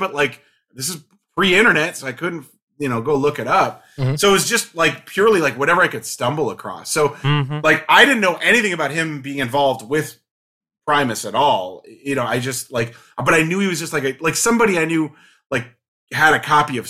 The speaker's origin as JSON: {"language": "English", "town": "Cedar Rapids", "region": "Iowa", "country": "United States", "tie": "born or raised there", "said": "I grew up in Cedar Rapids, Iowa, which is the most suburban, like, thing you could ever be."}